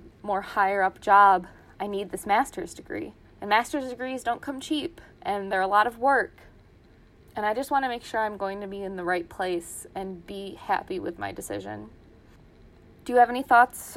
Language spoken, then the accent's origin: English; Ilion, New York, United States; I am from Ilion, New York, which is near Utica, New York, about an hour from Syracuse